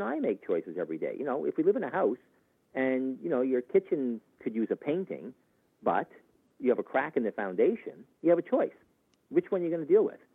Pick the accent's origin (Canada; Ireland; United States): Canada; as a Canadian